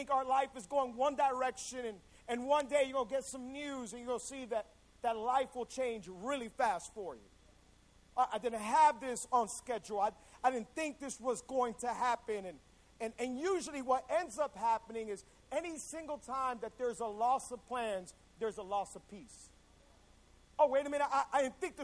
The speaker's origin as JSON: {"language": "English", "town": "Hialeah", "region": "Florida", "country": "United States", "tie": "born or raised there", "also_born_or_lived": "Cutler Ridge, Florida", "said": "I was born and raised in Hialeah, Florida."}